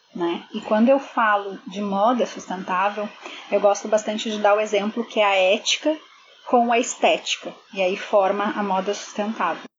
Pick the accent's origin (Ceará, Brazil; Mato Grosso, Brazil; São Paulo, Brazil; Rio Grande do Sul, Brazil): Rio Grande do Sul, Brazil; Porto Alegre; moved away as an adult; now in Toronto, Canada; sou de Porto Alegre, mas sempre trabalhei na área de moda